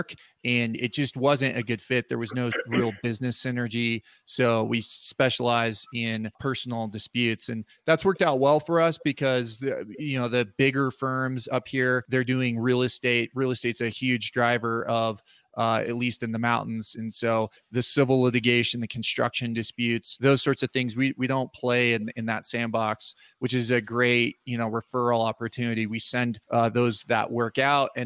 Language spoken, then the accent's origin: English; Front Range, Colorado, United States; also born or lived in Virginia; now in Aspen, United States; I grew up in on the Front Range in Colorado